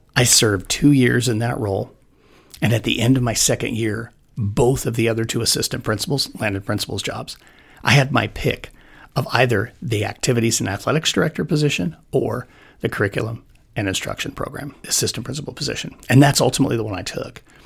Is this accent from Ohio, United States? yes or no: no; Wyoming, United States; moved away as an adult; also born or lived in Arizona; having grown up in Wyoming